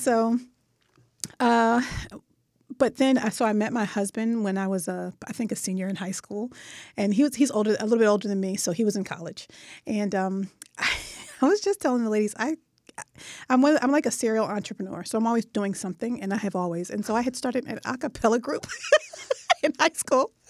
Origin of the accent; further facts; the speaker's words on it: Philadelphia, Pennsylvania, United States; West Philadelphia